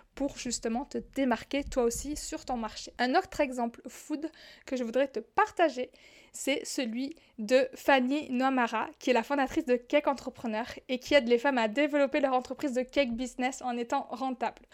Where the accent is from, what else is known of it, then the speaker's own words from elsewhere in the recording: southern France, France; accent: southern; now in Morocco; je viens du sud, tu l'entends certainement dans mon accent, je le dis parfois, j'habite au Maroc